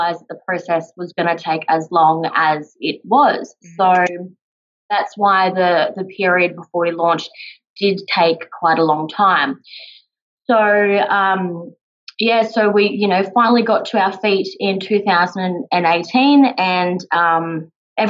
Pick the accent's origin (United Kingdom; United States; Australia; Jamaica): Australia; Sunshine Coast, Queensland; moved away as an adult; now in Melbourne, Australia; So I'm originally from the Sunshine Coast, the beautiful Sunshine State, and we crazily moved to Melbourne